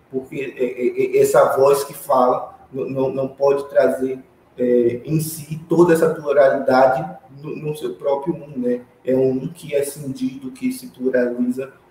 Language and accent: Portuguese; Northeast Region, Brazil; sendo nordestino também, né? no caso, uma bicha nordestina, de uma cidade pequena do interior do Nordeste.